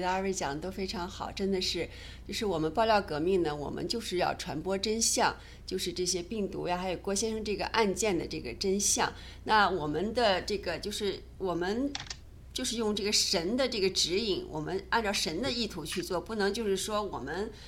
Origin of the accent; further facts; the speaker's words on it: China; 我们中国人